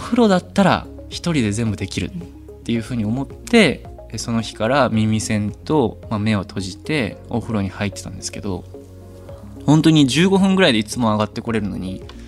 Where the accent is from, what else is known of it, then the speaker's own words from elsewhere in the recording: Osaka, Japan; accent: Kansai dialect; 僕ももともとその大阪出身なのもあって、関西弁で喋るのがすごく楽だったので